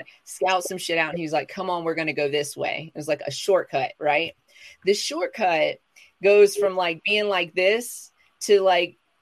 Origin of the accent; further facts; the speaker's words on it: the South, United States; moved away; I'm from the South